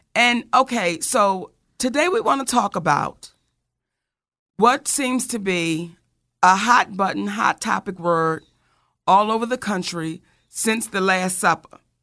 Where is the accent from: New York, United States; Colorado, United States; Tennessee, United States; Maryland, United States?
Maryland, United States; Randallstown; we grew up in Randallstown, Maryland, back in the late 70s, early 80s